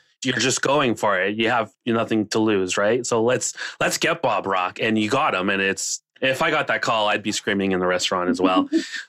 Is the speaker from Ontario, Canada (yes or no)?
yes; Toronto, Ontario, Canada; I'm from Toronto